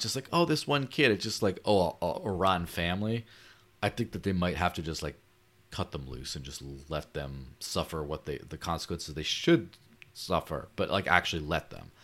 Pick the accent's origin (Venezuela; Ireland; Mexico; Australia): Mexico; growing up in Mexico